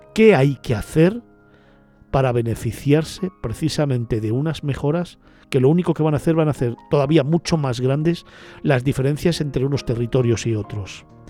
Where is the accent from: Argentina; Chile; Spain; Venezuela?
Spain